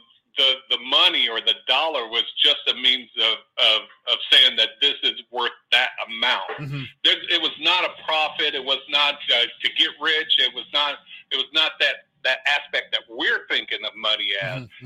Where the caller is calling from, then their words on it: Oakland, California, United States; from Oakland. How you doing, brother?